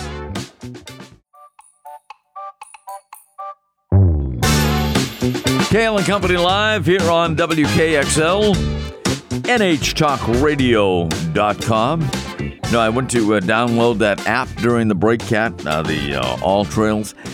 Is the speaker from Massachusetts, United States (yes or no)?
yes; Melrose, Massachusetts, United States; my hometown of Melrose